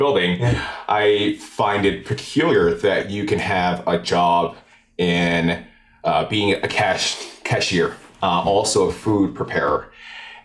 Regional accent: Albany, New York, United States; I grew up in Arbor Hill in Albany.

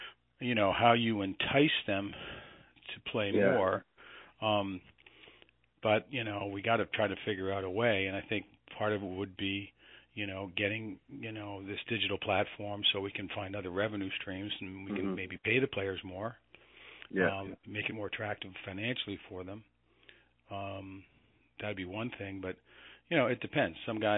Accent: Canada; you're talking to a guy that was mostly American, and I'm a Canadian.

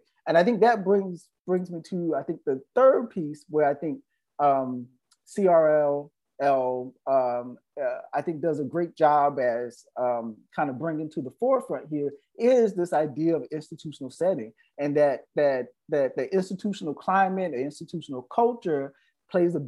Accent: the South, United States; Black queer man growing up in the South

